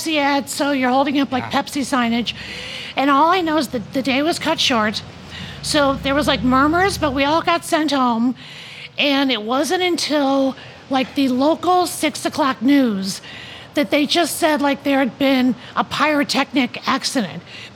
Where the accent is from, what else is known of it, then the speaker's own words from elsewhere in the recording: Chicago, Illinois, United States; moved away as an adult; I'm from Chicago